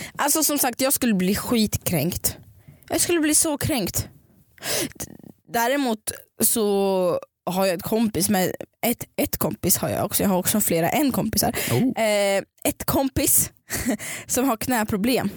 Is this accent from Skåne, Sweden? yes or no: no; Stockholm, Stockholm County, Sweden; jag var från Stockholm